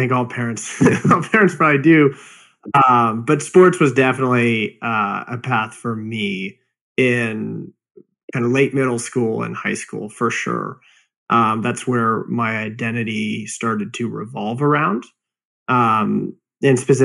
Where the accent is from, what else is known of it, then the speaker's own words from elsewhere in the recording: Phoenix, Arizona, United States; moved away; I grew up in Phoenix, Arizona.